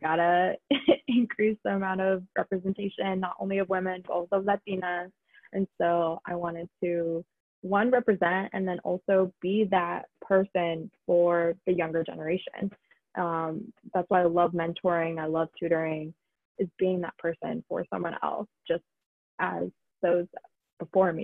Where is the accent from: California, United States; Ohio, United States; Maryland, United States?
Ohio, United States; Columbus; I was born in Columbus, Ohio